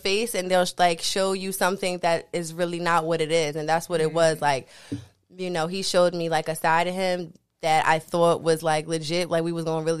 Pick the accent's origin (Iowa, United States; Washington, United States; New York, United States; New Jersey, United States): New York, United States; Queens / Long Island; also born or lived in Far Rockaway, Queens, New York / Inwood, Nassau County, New York; I'm from Queens and Long Island, like I'm on the border. So I was born in Far Rockaway and then my family kind of like migrated a little bit into Long Island, which is Inwood, it's considered Nassau County